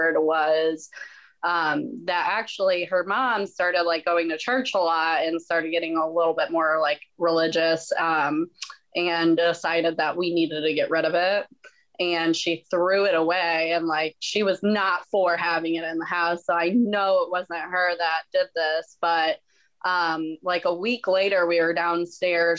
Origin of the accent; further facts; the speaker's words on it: St. Louis, Missouri, United States; I'm from St. Louis.